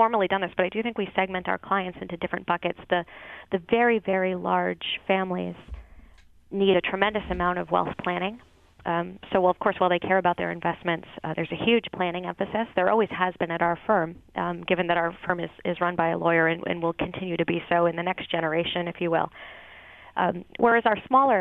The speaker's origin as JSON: {"language": "English", "region": "Maine", "country": "United States", "also_born_or_lived": "Boston", "moved": "yes", "lives_now": "Portland, United States", "said": "I'm from Maine originally, as is my husband"}